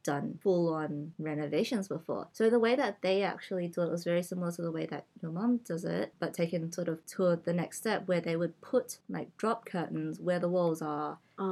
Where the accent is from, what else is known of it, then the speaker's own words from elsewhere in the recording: Australia; first language English; So I only know casual Cantonese because it's what I speak at home, but it's not my mother tongue mm. um, because I grew up in Australia.